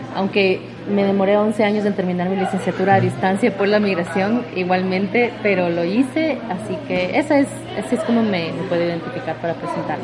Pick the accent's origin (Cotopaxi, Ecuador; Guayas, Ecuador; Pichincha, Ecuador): Pichincha, Ecuador; Quito; moved away as an adult; also born or lived in United States; now in Cuenca, Ecuador; soy de Quito